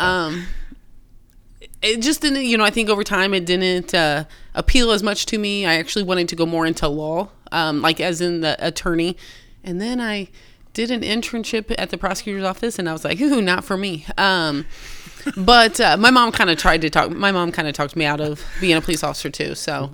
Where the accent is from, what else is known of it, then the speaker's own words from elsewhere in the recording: Austin, Indiana, United States; born and raised in Austin